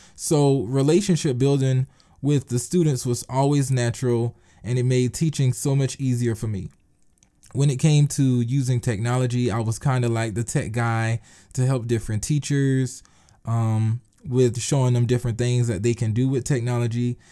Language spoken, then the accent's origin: English; Eutawville, South Carolina, United States; I am from Utahville, South Carolina. Yes, I'm a, I am a country boy. It's a very small town